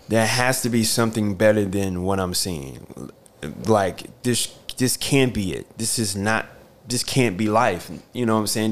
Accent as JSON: {"language": "English", "town": "Newport News", "region": "Virginia", "country": "United States", "tie": "born or raised there", "also_born_or_lived": "North Carolina", "moved": "as an adult", "lives_now": "New York, United States", "said": "growing up in Newport News"}